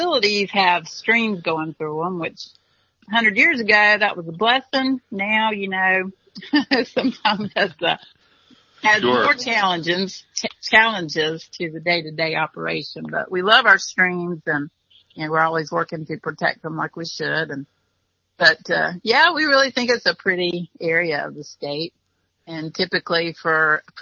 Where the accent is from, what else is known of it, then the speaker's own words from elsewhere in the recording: North Carolina, United States; It was a very rural, area that I grew up in North Carolina